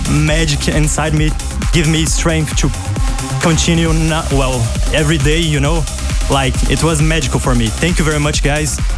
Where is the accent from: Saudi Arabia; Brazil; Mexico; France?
Brazil; moved away as an adult; now in Germany; I moved from Brazil to Germany to study to continue my studies.